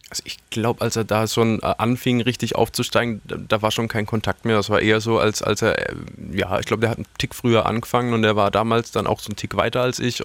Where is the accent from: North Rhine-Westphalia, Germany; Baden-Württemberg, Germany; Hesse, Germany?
Baden-Württemberg, Germany; Karlsruhe; ich komme aus Karlsruhe